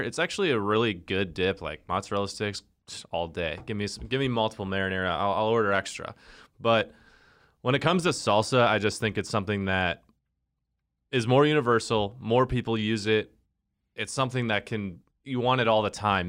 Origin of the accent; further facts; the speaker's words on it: the North, United States; I grew up in the North and we loved queso